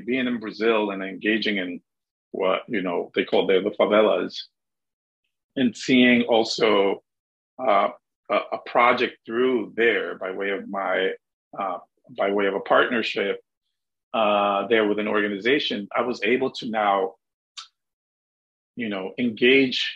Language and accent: English; Dominican Republic; moved away; growing up in the Dominican Republic